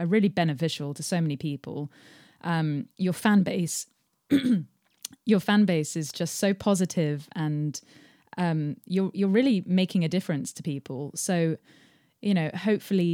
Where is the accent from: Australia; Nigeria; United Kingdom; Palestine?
United Kingdom; England; I'm English.